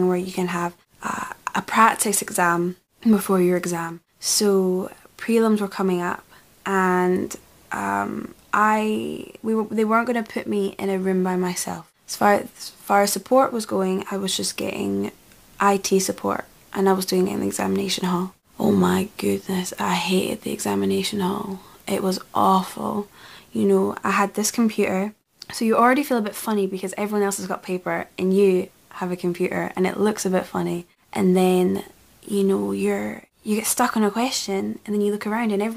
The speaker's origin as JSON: {"language": "English", "region": "Scotland", "country": "United Kingdom", "said": "we're Scottish as well, so speaking fast is kind of the norm."}